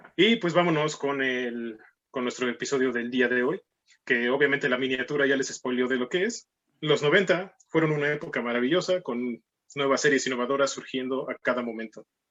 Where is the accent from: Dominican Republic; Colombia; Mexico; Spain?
Mexico; also born or lived in Mexico City; somos, éramos mexicanos, sino gringos